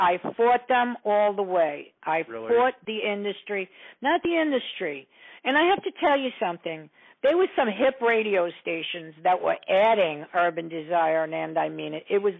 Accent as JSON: {"language": "English", "town": "New York City", "region": "New York", "country": "United States", "tie": "born or raised there", "also_born_or_lived": "Poland", "second_language": "English", "said": "So I come from a pretty tough... I was brought up on the Lower East Side. I was a punk. I couldn't speak English. I learned how to speak English through music. And, you know, I come from Poland. And so being 7 years old at the time"}